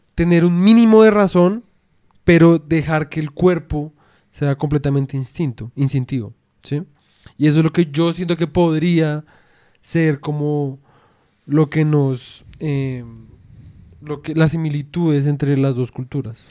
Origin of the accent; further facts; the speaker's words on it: Colombia; nunca vamos a poder ser completamente, digamos en nuestro caso, como puramente colombianos